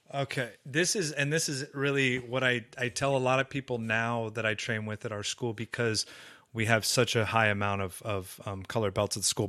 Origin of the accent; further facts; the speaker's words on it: Southern California, United States; grew up in Southern California